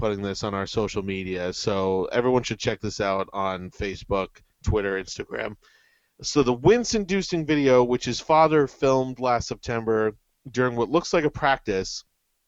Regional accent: Virginia, United States; I was born in Virginia

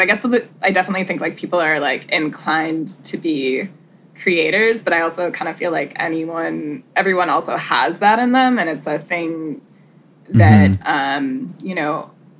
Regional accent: Douglas, Massachusetts, United States; born or raised there

